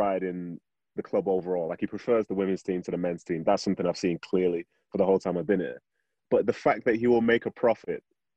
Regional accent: Manchester, North West England, United Kingdom; moved away as an adult; also born or lived in Nigeria / Salt Lake City, United States; now in United States; I was born in Nigeria. Went to Manchester in the early 90s

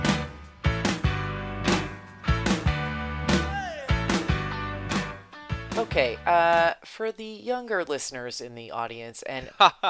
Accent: New Jersey, United States; growing up in Jersey

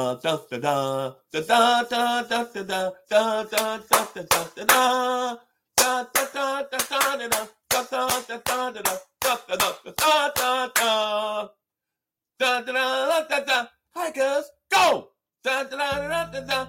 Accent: Memphis, Tennessee, United States; Love my hometown, the city of Memphis, the 901.

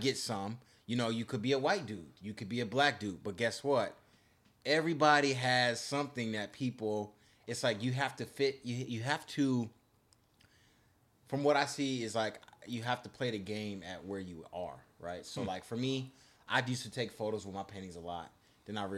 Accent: West Bloomfield, Michigan, United States; moved away; I'm from West Bloomfield, so it's the suburbs

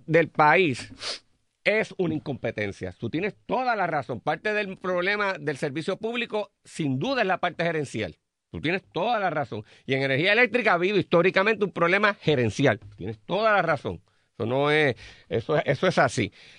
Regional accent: Puerto Rico; como puertorriqueños y puertorriqueñas

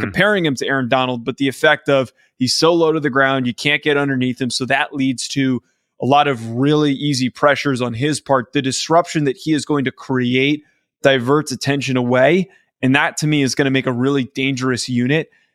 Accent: New Jersey, United States; I grew up in New Jersey

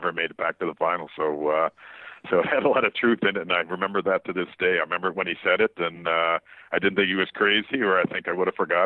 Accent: Waterloo, Ontario, Canada; my hometown, Waterloo, Ontario.

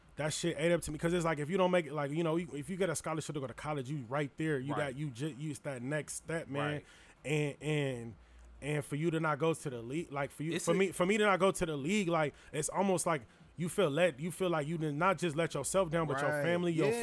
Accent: California, United States; I'm from Cali.

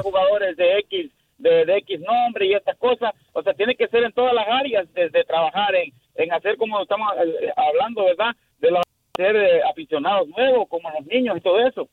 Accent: Honduras; now in Houston, United States; yo soy hondureño

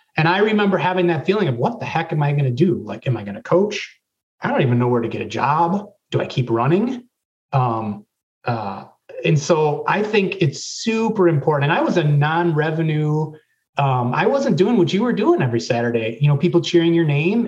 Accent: Racine, Wisconsin, United States; I'm originally from Racine, Wisconsin, so I was two years behind um, uh, Brent Moss, J.C. Dawkins, and Sam Veit. And what's interesting is, um, you know, I went to uh, Racine William Horlick High School

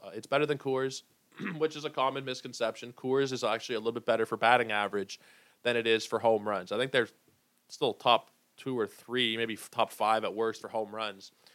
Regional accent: Toronto, Ontario, Canada; We played for some of the same minor league teams. uh, you know, around here in Toronto and in Etobicoke

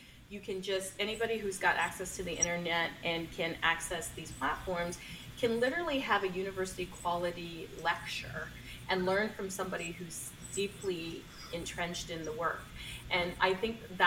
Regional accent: Canada; I'm a Canadian.

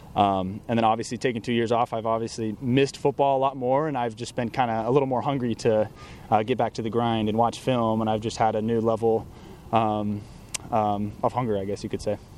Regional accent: Southern California, United States; growing up in Southern California

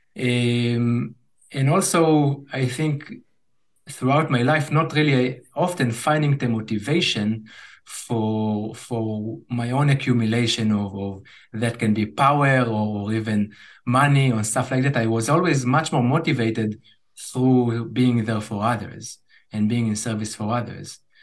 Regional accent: Israel; growing up in Israel

